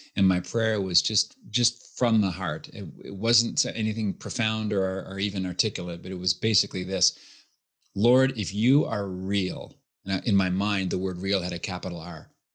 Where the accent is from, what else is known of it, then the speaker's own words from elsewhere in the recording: Halifax, Nova Scotia, Canada; born and raised in Halifax, Nova Scotia